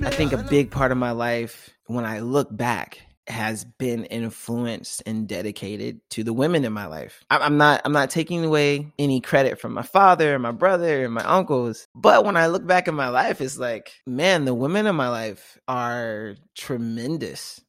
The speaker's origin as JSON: {"language": "English", "town": "Tallahassee", "region": "Florida", "country": "United States", "moved": "as an adult", "lives_now": "Seattle, United States", "said": "I'm from Tallahassee, Florida, small college town, and I've just moved to Seattle, Washington."}